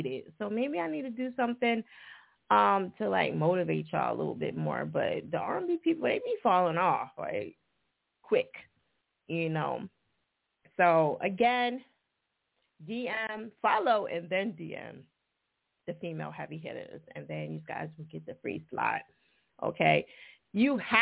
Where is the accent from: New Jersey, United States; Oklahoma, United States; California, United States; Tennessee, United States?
New Jersey, United States; accent: Jersey; my Jersey accent